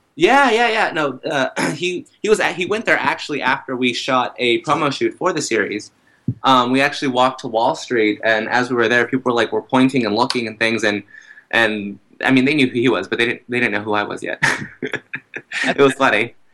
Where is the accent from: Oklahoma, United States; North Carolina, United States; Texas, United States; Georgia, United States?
Texas, United States; moved away as an adult; also born or lived in Brooklyn, New York; now in New York City, United States; I'm from Texas